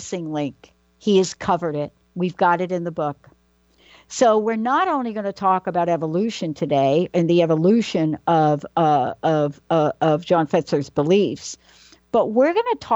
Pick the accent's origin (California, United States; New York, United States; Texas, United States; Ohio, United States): New York, United States; New York City; growing up in New York, right, I grew up in the Bronx